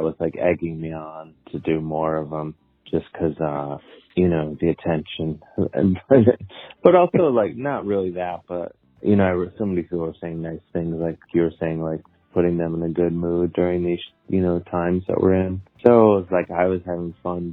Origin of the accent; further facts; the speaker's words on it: Cleveland, Ohio, United States; now in New York City, United States; I live in New York City. I'm from Cleveland, Ohio